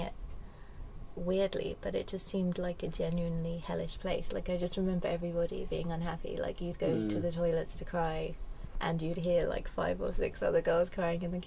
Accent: London, United Kingdom; moved away as an adult; also born or lived in Cambridge / Europe; I grew up in Lewisham, Lewisham Borough, Deptford

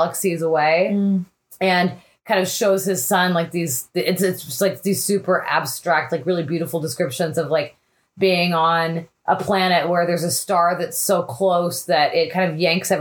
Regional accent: Texas, United States; I'm from Texas

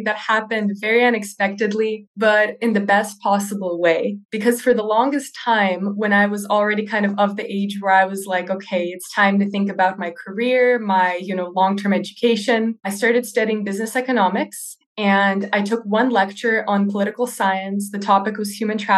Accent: California, United States; moved away as an adult; also born or lived in Russia; now in Netherlands; I was born in Russia, but I was raised in California in the US.

